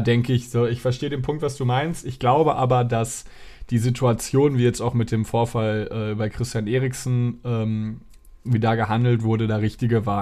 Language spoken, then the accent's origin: German; Dortmund, North Rhine-Westphalia, Germany; moved away; ich war in meiner Heimatstadt in, in Dortmund.